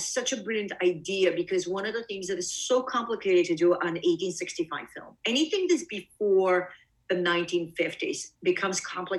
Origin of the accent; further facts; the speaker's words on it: East Coast, United States; because I'm from the East Coast. We don't have that.